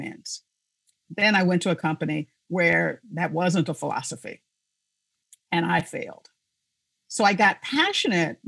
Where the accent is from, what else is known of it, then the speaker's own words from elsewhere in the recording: Chicago, Illinois, United States; moved away; also born or lived in South Dakota; I was born and raised in Chicago.